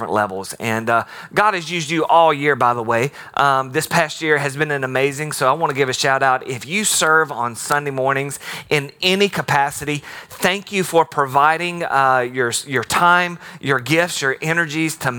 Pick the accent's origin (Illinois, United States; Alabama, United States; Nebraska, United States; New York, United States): Alabama, United States; moved away; I grew up in Alabama